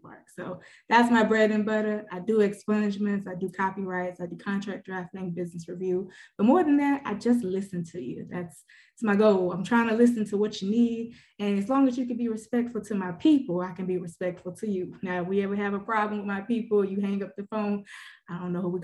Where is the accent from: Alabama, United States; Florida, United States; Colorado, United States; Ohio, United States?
Alabama, United States; Birmingham; I hail from Birmingham, Alabama